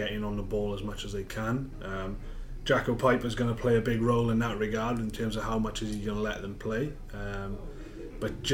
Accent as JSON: {"language": "English", "region": "Wales", "country": "United Kingdom", "said": "as a Welshman, we're both Welsh"}